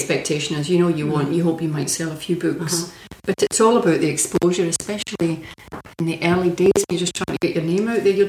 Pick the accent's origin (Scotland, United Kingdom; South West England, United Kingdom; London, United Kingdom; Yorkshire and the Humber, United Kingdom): Scotland, United Kingdom; I come from Lanarkshire.